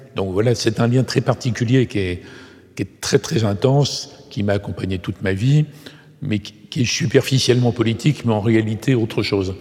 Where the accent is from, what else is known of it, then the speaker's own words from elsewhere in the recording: Bellegarde-en-Marche, Nouvelle-Aquitaine, France; je suis né à Bellegarde en marche